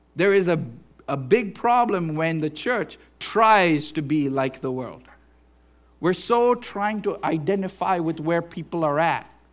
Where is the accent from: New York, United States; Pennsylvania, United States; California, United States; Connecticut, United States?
Pennsylvania, United States; Western; we are American or Western Pennsylvanian